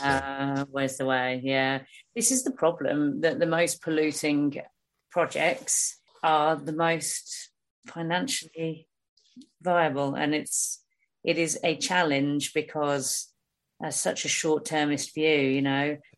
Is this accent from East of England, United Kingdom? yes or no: yes; Hertfordshire, East of England, United Kingdom; moved away; I'm from Hertfordshire originally